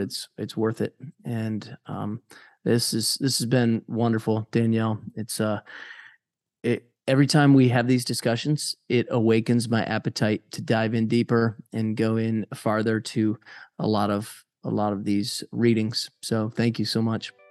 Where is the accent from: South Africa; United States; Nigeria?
United States; my, uh, independence as an American